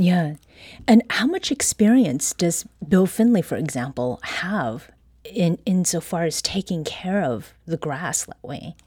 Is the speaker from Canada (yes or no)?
yes; Ontario, Canada; moved away; I used to have did mow grass as a kid growing up in Ontario